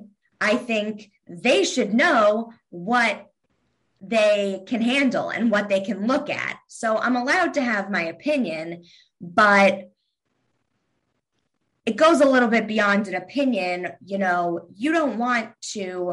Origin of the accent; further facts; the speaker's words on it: Kentucky, United States; I'm from Kentucky.